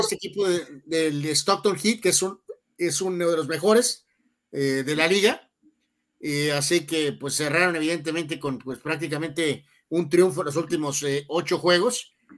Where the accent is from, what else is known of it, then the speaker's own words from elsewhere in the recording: Guadalajara, Jalisco, Mexico; moved away; nosotros somos de Guadalajara